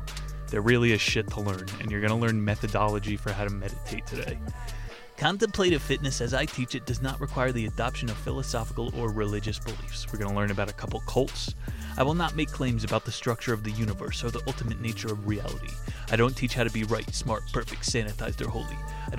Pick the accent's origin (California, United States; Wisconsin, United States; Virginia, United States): California, United States; When I was a boy growing up in Southern California, the concept of physical fitness as we know it today did not yet exist.